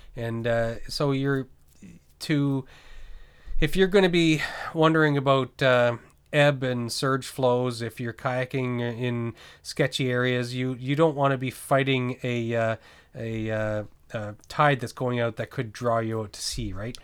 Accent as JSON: {"language": "English", "region": "New Brunswick", "country": "Canada", "tie": "born or raised there", "also_born_or_lived": "Nova Scotia / British Columbia", "moved": "yes", "said": "I grew up in New Brunswick, uh, Bay of Fundy"}